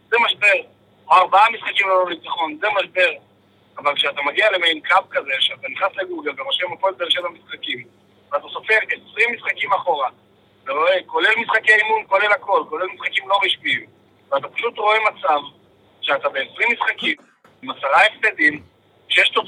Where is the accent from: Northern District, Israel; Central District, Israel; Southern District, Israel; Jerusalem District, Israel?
Southern District, Israel; Beersheba; now in Krayot, Israel; אני צפוני במקור, ואני באר שבעי במקור, אבל